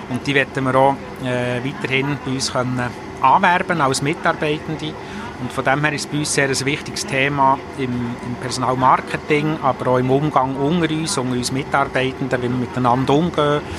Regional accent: Bern, Switzerland; Ich bin in der Stadt Bern aufgewachsen, da ist man endlich IB-Fan.

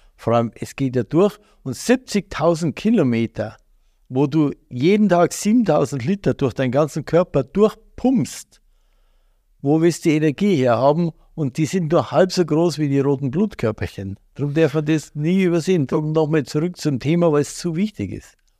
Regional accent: Bavaria, Germany; als Bayer

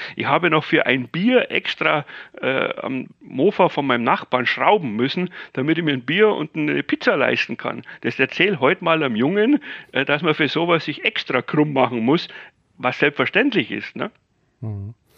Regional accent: Bavaria, Germany; ich bin ja Bayer

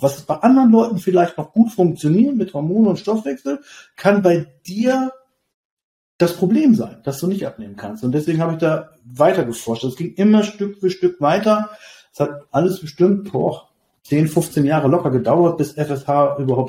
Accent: Lower Saxony, Germany; Ich komme aus Niedersachsen

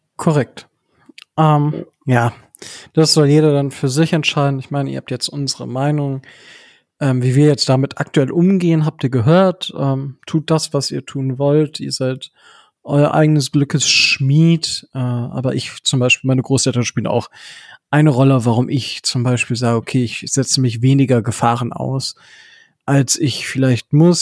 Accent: Northern Germany, Germany; moved away; nach Hause von also nach in den Norden in meiner Heimat

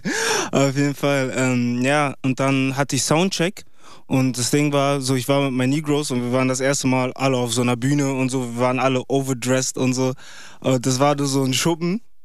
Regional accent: Bremen, Germany; Ich komme aus Bremen

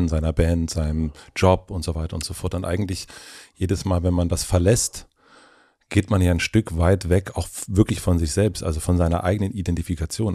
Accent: southern Brandenburg, Germany; ich bin auch auf einem kleinen Dorf aufgewachsen in Südbrandenburg

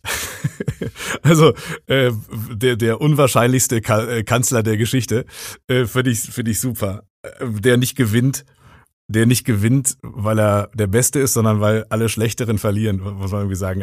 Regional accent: Rinkerode, North Rhine-Westphalia, Germany; now in Ruhr area, Germany; im Ort im Münsterland, wo ich aufgewachsen bin, in Rinkerode

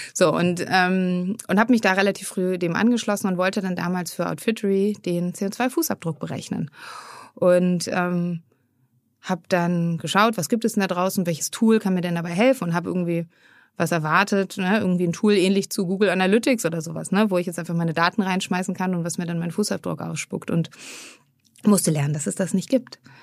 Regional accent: Hamburg, Germany; moved away as an adult; also born or lived in Freiburg / Frankfurt; ich komme ursprünglich aus Hamburg

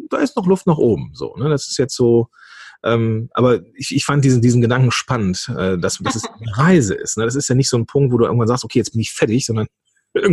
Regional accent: North Rhine-Westphalia, Germany; born there; Bin ja geboren am Niederrhein. Das ist ja nun Steinwurf von Venlo entfernt.

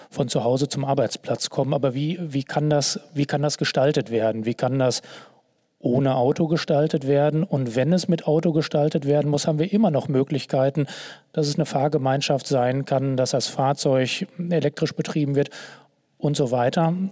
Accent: North Rhine-Westphalia, Germany; wo ich selber vielleicht auch als Westfale mich irgendwie motiviert fühle

